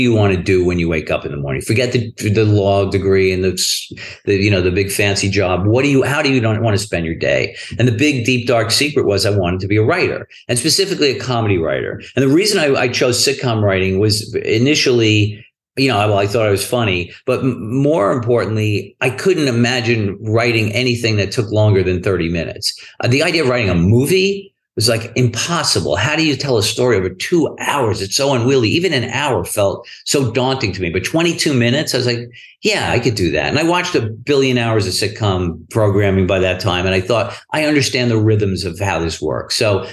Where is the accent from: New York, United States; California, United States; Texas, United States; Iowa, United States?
New York, United States; New York City; I grew up in Brooklyn